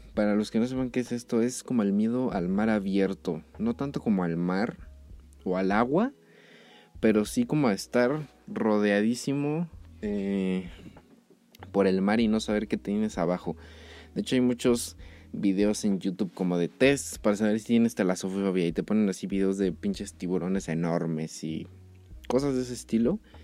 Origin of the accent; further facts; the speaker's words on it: Mexico City, Mexico; yo soy de Ciudad de México